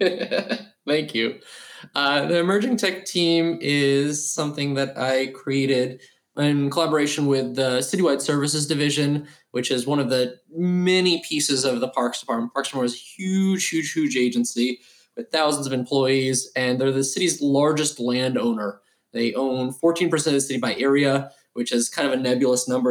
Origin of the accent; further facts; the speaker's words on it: New York City, New York, United States; growing up in New York